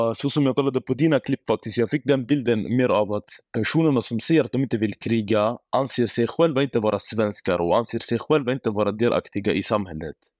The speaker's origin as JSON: {"language": "Swedish", "country": "Iraq", "moved": "yes", "lives_now": "Sweden", "said": "Jag är från Irak."}